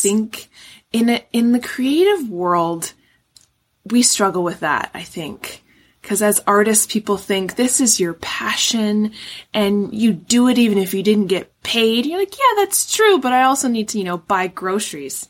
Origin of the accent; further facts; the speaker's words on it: Vancouver, British Columbia, Canada; now in Ontario, Canada; When I was growing up, I grew up in Vancouver